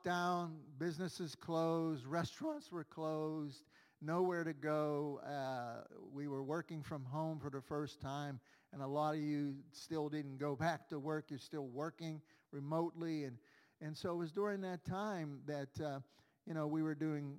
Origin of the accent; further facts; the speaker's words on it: Pittsburgh, Pennsylvania, United States; I grew up on Federal Street Extension on the north side, and we still live here in Brighton Heights